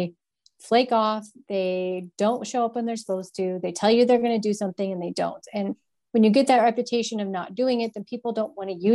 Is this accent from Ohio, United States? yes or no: no; Bozeman, Montana, United States; also born or lived in Atlanta, Georgia; I moved up here when I was 10. So I've been here for 27 years.